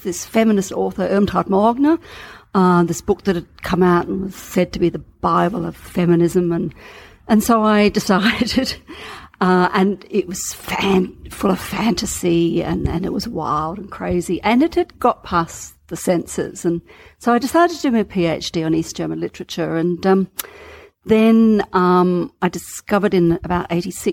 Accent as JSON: {"language": "English", "country": "Australia", "said": "I'm an Australian."}